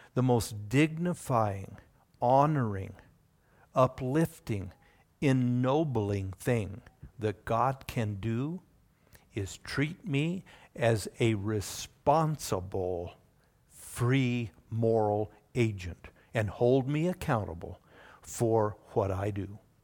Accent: Oregon, United States; also born or lived in Indiana; we moved from Indiana to Oregon. And we spent the next twenty-plus years in the Pacific Northwest.

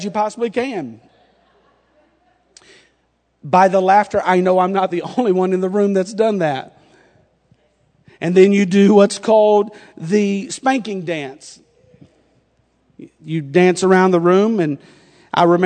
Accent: North Carolina, United States; accent: North Carolina; now in Indiana, United States; my North Carolina accent

